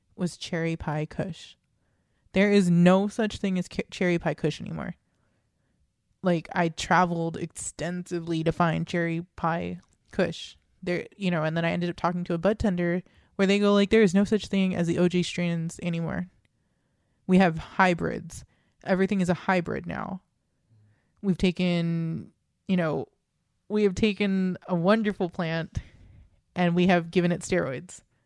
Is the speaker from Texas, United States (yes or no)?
yes; Texas, United States; we're two kids from Texas